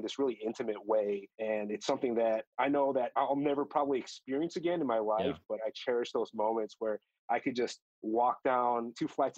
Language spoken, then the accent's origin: English; Chicago, Illinois, United States; I grew up in the Chicago area, but went to a first generation Korean church growing up